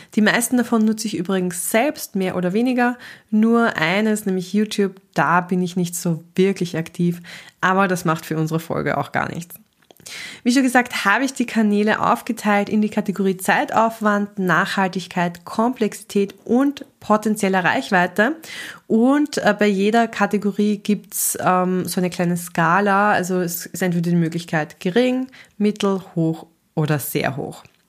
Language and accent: German; Austria; ich selber bin Österreicherin